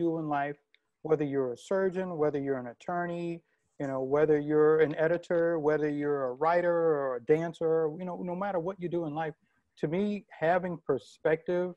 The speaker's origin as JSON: {"language": "English", "town": "New Orleans", "region": "Louisiana", "country": "United States", "tie": "born or raised there", "said": "I grew up in New Orleans too"}